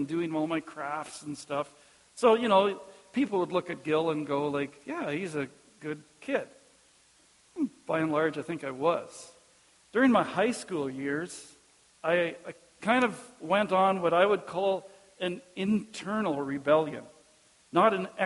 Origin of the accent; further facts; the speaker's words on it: Caronport, Saskatchewan, Canada; also born or lived in Melfort; when I was growing up in Cairnport, no outsiders lived in Cairnport